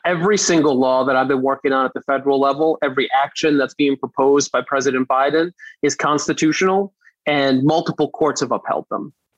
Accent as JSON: {"language": "English", "town": "New York City", "region": "New York", "country": "United States", "tie": "born or raised there", "said": "I grew up in Brooklyn"}